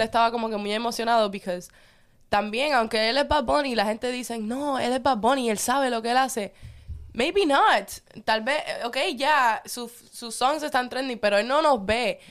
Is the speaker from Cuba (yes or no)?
yes; Cuba; moved away; yo pueda volver a pisar Cuba